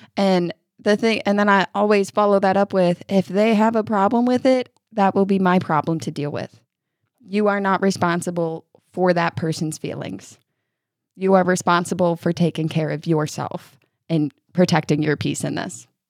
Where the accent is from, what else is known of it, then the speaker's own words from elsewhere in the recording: New York, United States; now in Kentucky, United States; I grew up in New York